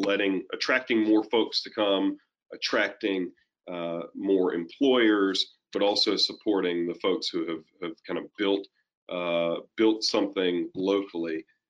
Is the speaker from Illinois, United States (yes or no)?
no; Ocracoke, North Carolina, United States; I grew up in part on Ocracoke, and my dad's a Methodist minister, and so we kind of bounced around the state like being a military brat, but in half of North Carolina.